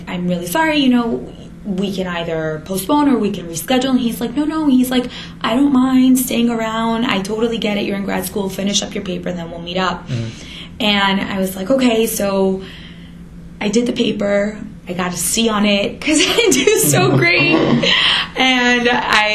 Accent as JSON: {"language": "English", "town": "New York City", "region": "New York", "country": "United States", "said": "as a New Yorker"}